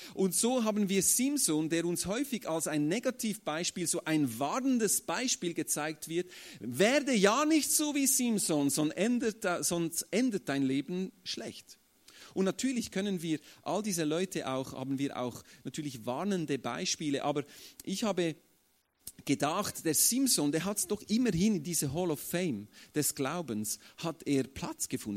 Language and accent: German; Switzerland; bei uns in der Schweiz äh, sind absolute Aussagen nicht so beliebt. Also wir Schweizer sind ja äh, so neutral